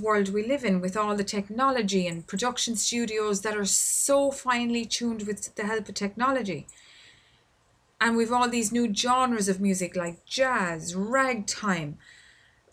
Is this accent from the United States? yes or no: no; Ireland; I record this podcast here in my home country of Ireland